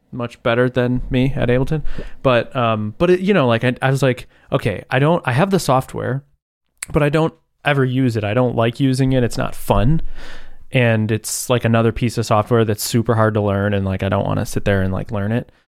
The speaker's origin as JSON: {"language": "English", "town": "Buffalo", "region": "New York", "country": "United States", "said": "I'm from Buffalo."}